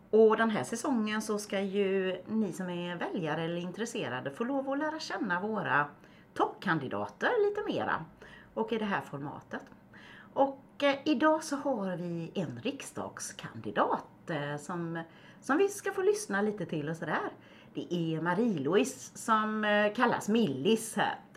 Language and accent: Swedish; Kalmar County, Sweden; jag är bondebarn från Öland